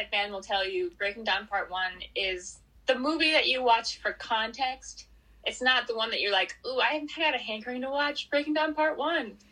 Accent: New Hampshire, United States; I'm a huge like early American history fan, and you really can't go anywhere in New Hampshire, New England, even that you know there's not a pl

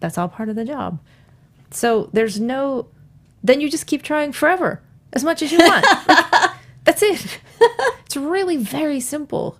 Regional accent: New York, United States; moved away; I'm from New York.

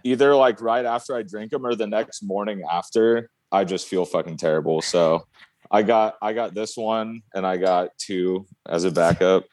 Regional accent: Oregon, United States; I grew up in Oregon, out in the country, out in the sticks.

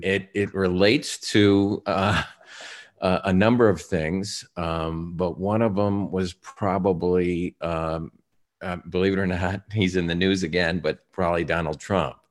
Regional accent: Chicago, Illinois, United States; Chicago, my hometown

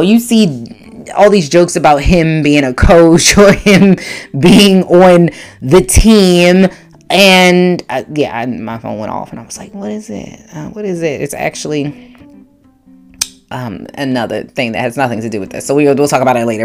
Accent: Baltimore, Maryland, United States; I'm from Baltimore, Maryland

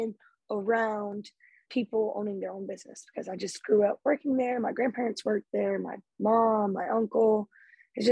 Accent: Lake Charles, Louisiana, United States; I'm from Lake Charles, Louisiana

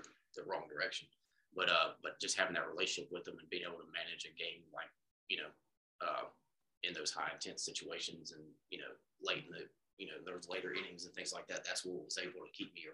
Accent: Huntsville, Alabama, United States; I'm from Huntsville

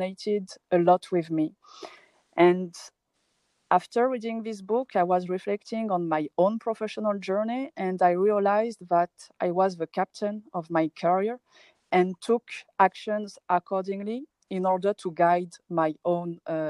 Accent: France; moved away as an adult; also born or lived in Paris, France; now in Morocco; I was born and raised in France

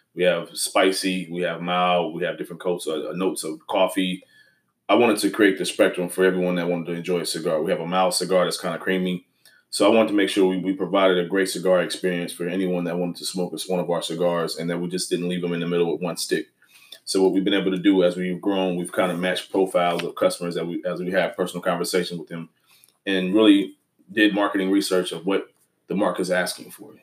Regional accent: Houston, Texas, United States; we're from Houston, Texas

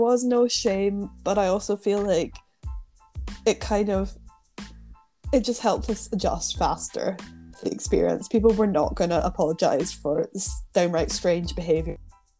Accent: United Kingdom; no, I'm from the UK. I'm not from Norway.

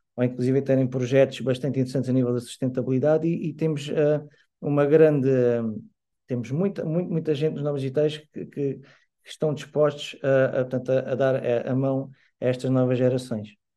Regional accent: Lisbon, Portugal; now in Portimão, Portugal; nasci em Lisboa, mas já vivo cá há cerca de 24 anos.

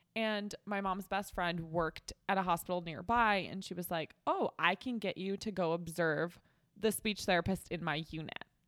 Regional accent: Chicago, Illinois, United States; I'm from Chicago, so I'm from a big

